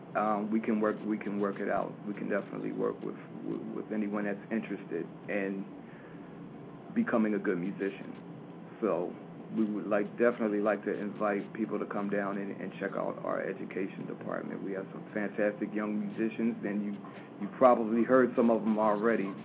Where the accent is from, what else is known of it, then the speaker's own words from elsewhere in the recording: Philadelphia, Pennsylvania, United States; I'm from, born and raised in Philadelphia